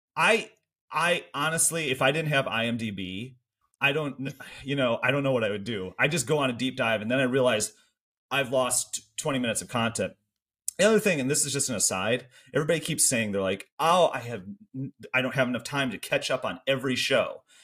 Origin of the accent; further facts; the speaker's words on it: Michigan, United States; accent: Canada adjacent; I think I have a very Canada adjacent accent 'cause I grew up in Michigan, still live in Michigan